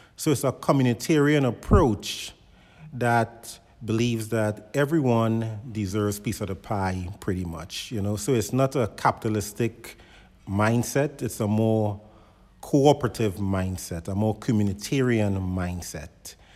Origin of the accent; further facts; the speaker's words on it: Trinidad & Tobago; now in United States; as a child growing up in Trinidad